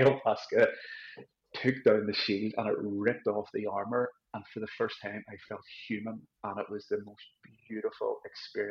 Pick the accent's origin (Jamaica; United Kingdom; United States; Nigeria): United Kingdom; Belfast, Northern Ireland; I actually really shunned religion growing up in Belfast.